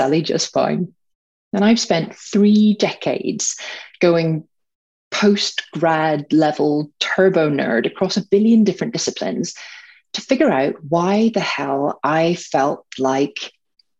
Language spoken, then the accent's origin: English; Northern Ireland, United Kingdom; grew up in Northern Ireland, surrounded by guns and bombs